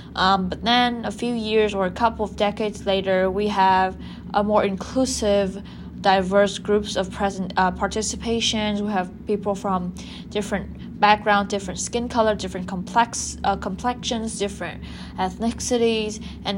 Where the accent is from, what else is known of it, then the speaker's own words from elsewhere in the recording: Japan; women from Asian Pacific countries like Vietnam, like my home country, Japan